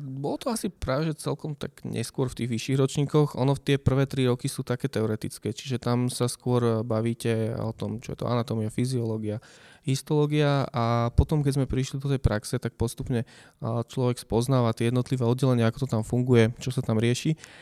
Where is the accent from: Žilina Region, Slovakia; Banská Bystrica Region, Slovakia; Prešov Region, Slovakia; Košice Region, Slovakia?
Banská Bystrica Region, Slovakia; Nová Baňa; moved away as an adult; now in Bratislava, Slovakia; mama v podstate pracovala ako zdravotná sestra u nás v Novej Bani v nemocnici